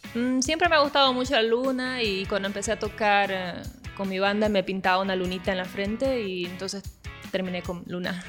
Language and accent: Spanish; Bolivia; also born or lived in Brazil; yo en realidad nací en Brasil y mi papá es boliviano. Cuando nos vinimos a Bolivia, a vivir a Bolivia, yo era muy niña